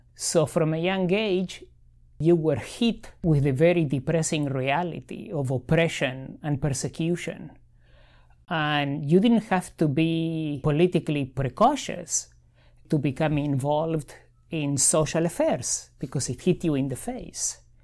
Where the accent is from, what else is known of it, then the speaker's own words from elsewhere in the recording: Argentina; now in Miami, United States; I grew up in Argentina.